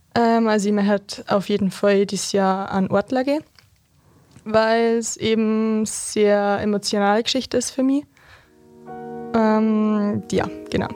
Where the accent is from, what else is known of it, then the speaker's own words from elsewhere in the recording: Berchtesgaden, Bavaria, Germany; als gebürtiger Berchtesgadener